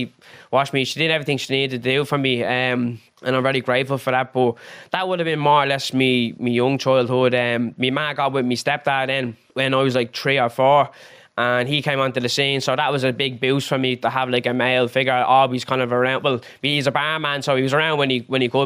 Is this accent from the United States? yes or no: no; Dublin, Leinster, Ireland; I'm from Finglas, Finglas South.